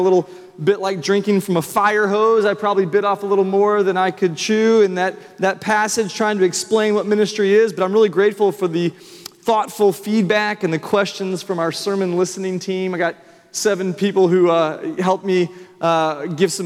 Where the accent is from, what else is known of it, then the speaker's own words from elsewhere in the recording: Franklin, Tennessee, United States; now in Nashville, United States; I grew up in Franklin